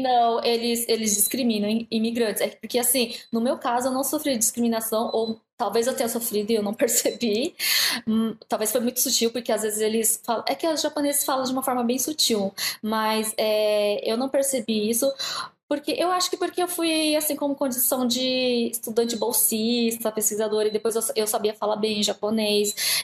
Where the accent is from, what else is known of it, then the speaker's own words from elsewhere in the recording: Brazil; also born or lived in Japan; now in Pittsburgh, United States; eu já lia desde a minha adolescência no Brasil